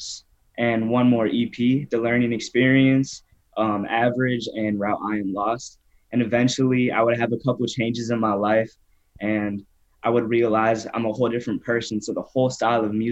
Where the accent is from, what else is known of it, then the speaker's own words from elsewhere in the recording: Naperville, Illinois, United States; also born or lived in Downers Grove, Illinois; I'm from Naperville, Illinois, born in Downers Grove.